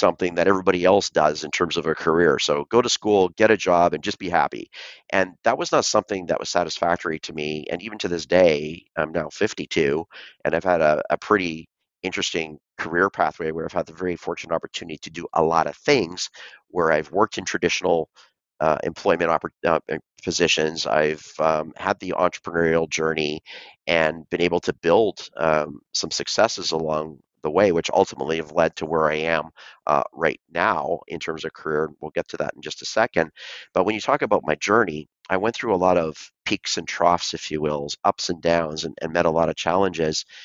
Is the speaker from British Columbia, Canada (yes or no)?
yes; Vancouver, British Columbia, Canada; So I was born and raised in Vancouver, Canada